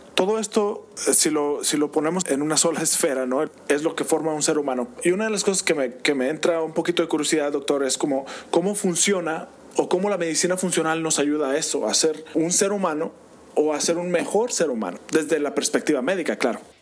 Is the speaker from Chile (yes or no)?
no; Mexico; tenemos como mexicanos